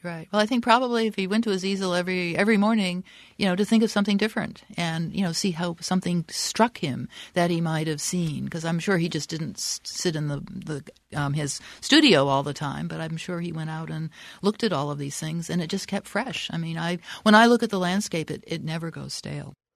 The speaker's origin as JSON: {"language": "English", "area": "the East", "region": "East Coast", "country": "United States", "moved": "as an adult", "lives_now": "Arizona, United States", "said": "I'm from the East"}